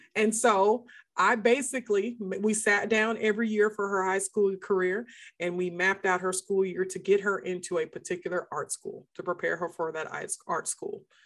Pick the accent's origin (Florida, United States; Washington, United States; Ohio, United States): Washington, United States; outside of Seattle; moved away as an adult; now in Texas, United States; he moved us up to a small town outside of Seattle, Washington